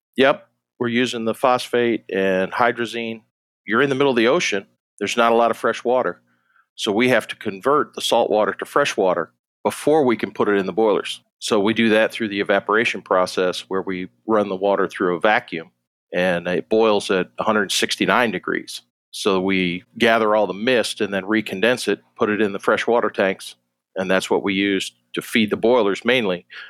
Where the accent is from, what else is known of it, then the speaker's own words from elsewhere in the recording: Rochester, New York, United States; moved away as an adult; also born or lived in Jacksonville, Florida; I grew up in Western New York, um, outside Rochester